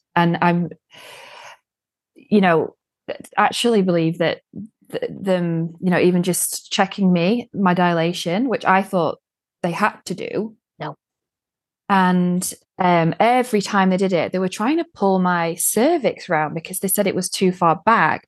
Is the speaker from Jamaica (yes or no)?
no; United Kingdom; moved away as an adult; now in Sweden; being British